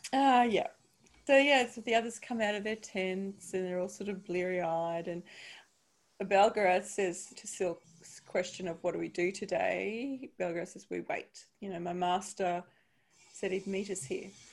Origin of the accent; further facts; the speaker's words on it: Brisbane, Queensland, Australia; moved away; I'm from Brisbane